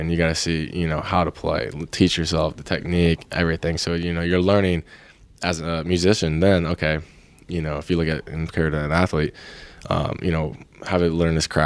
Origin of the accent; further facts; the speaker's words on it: Clearwater Beach, Florida, United States; now in California, United States; I grew up in around Clearwater Beach by Indian Rocks Beach, uh, Florida.